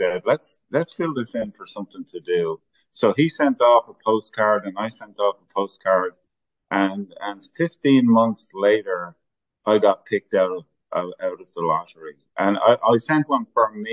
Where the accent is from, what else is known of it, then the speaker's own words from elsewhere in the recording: Dublin, Leinster, Ireland; moved away as an adult; now in Houston, United States; grew up in inner city Dublin